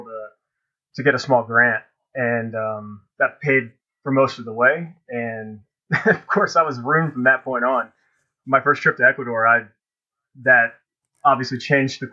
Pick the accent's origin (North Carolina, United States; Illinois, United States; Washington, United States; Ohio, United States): North Carolina, United States; also born or lived in Annapolis, Maryland; I grew up in North Carolina. I was born in Annapolis because my dad was in the Navy, but at 9, moved to North Carolina